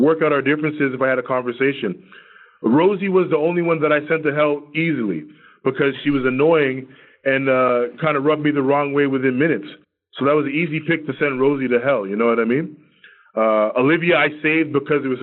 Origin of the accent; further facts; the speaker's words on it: Toronto, Ontario, Canada; We're both from Toronto